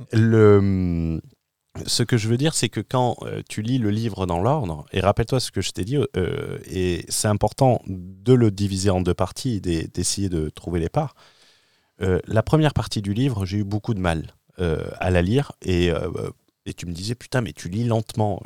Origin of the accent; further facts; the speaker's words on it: France; moved away as an adult; mon retour en France je rentre en France d'une expatriation